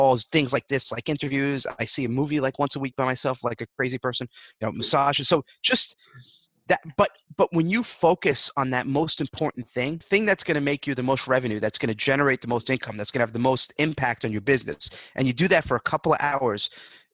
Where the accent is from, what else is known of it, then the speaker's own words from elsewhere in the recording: New York, United States; I'm a New Yorker